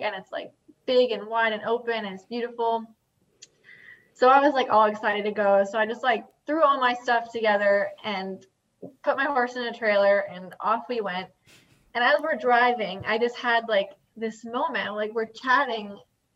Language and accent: English; Long Island, New York, United States; moved away; I'm originally from Long Island